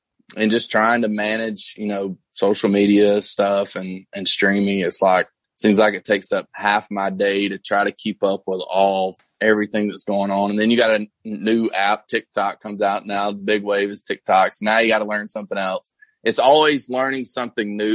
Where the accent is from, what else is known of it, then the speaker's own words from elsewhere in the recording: Georgia, United States; moved away; my hometown's not like that in Georgia